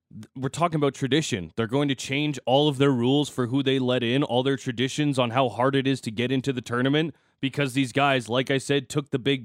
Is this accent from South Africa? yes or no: no; the Prairies, Canada; accent: prairie; I'm English. I have a prairie accent.